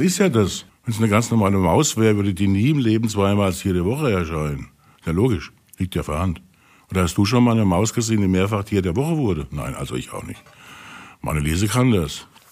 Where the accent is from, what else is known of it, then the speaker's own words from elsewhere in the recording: Pirmasens, Rhineland-Palatinate, Germany; Ich komme ja aus der Pfalz, ne? aus Pirmasens